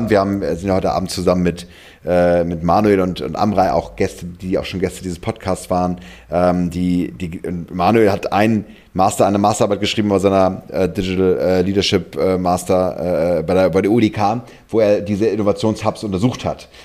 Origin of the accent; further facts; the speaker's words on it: Germany; Das kann man sich ja gar nicht vorstellen als, als Deutsche.